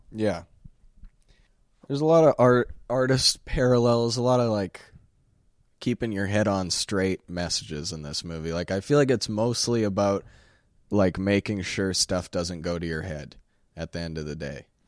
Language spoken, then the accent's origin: English; Sherwood Park, Alberta, Canada; We're from Sherwood Park